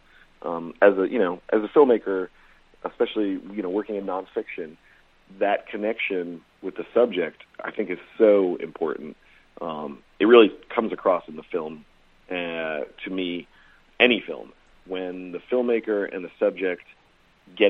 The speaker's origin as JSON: {"language": "English", "region": "Texas", "country": "United States", "tie": "born or raised there", "said": "I grew up in Texas"}